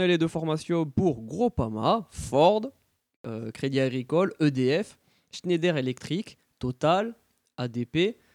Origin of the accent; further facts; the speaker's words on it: Grenoble, Auvergne-Rhône-Alpes, France; also born or lived in Paris; Je suis né à Paris, mais j'ai passé mon enfance à Grenoble